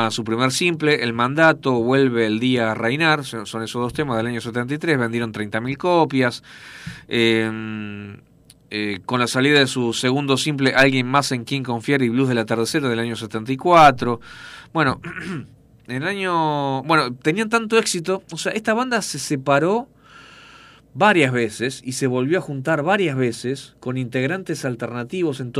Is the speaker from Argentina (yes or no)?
yes; Buenos Aires, Argentina; Yo era músico, yo tocaba el bajo, yo soy de Buenos Aires